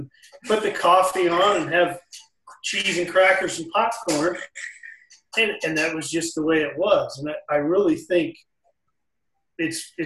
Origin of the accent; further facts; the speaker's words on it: Midwest, United States; I grew up in the Midwest